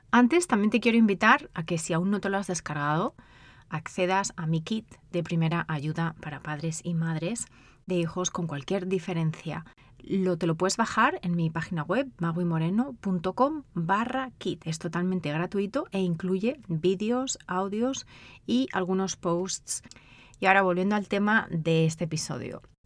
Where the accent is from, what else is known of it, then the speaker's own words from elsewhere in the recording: Spain; moved away as an adult; also born or lived in United Kingdom; now in United States; de España, de donde soy yo